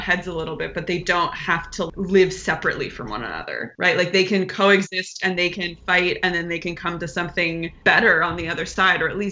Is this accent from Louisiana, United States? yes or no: no; Houston, Texas, United States; now in Los Angeles, United States; So I grew up in Houston, Texas. I was born in Houston